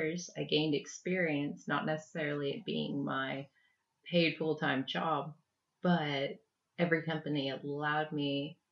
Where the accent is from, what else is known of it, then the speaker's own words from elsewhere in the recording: Houston, Texas, United States; I grew up in Houston, Texas